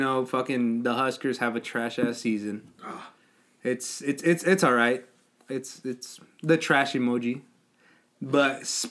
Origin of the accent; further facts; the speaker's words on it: Lexington, Nebraska, United States; Like, it's like people, like, where I grew up at and in Lexington, and you just see them there.